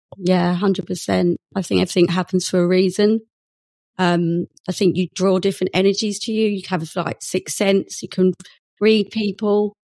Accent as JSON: {"language": "English", "area": "Essex", "region": "East of England", "country": "United Kingdom", "also_born_or_lived": "Bristol", "moved": "as an adult", "said": "I'm actually from Essex"}